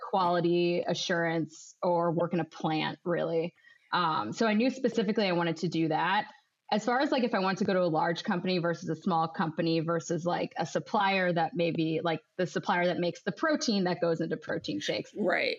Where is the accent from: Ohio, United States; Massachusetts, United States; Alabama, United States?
Ohio, United States; moved away as an adult; now in Chicago, United States; I'm originally born and bred in Ohio, and then I moved to Chicago to start work